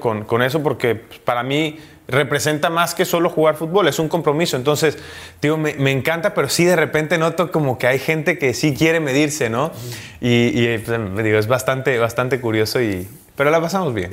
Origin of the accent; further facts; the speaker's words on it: Veracruz, Mexico; moved away as an adult; also born or lived in Italy / Mexico City; en mi tierra